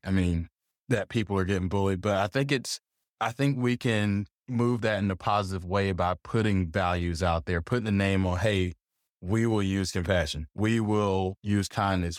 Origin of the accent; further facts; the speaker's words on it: South Georgia, United States; moved away as an adult; I'm I'm from Georgia. No, I'm not from Atlanta. you know, I grew up on a farm